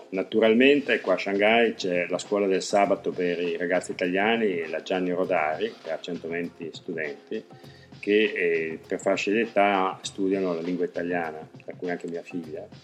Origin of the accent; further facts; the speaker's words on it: Verona, Veneto, Italy; now in China; Io per esempio vengo da Verona che nel suo piccolo è